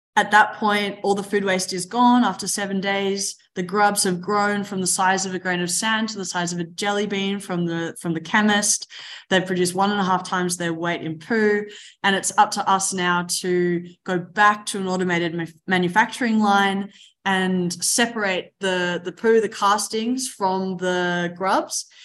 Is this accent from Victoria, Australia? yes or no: yes; Mornington Peninsula, Melbourne, Victoria, Australia; I grew up in the Mornington Peninsula, just outside of Melbourne, a beautiful place in the world.